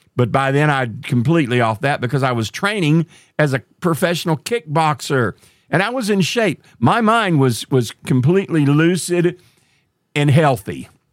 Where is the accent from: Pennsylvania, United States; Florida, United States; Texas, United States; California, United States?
Texas, United States; Marshall; my hometown, a little town called Marshall, Texas